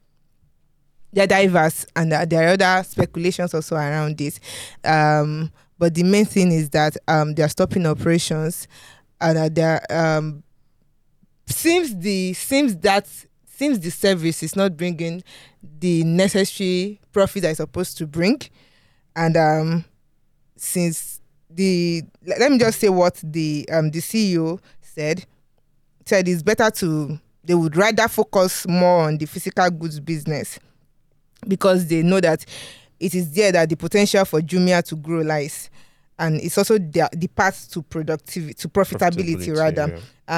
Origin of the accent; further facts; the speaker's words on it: Yorubaland, Nigeria; accent: strong Yoruba; It's my strong Yoruba accent